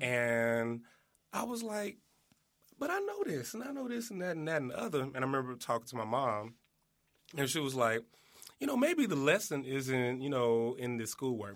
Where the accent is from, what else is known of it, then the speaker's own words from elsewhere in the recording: East St. Louis, Illinois, United States; originally, I'm from East Saint Louis, Illinois.